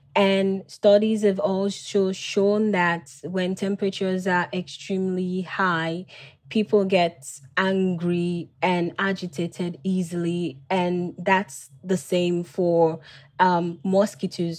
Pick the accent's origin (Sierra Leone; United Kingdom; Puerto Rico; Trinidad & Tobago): Sierra Leone; Freetown, Western Area; I was born and raised in Freetown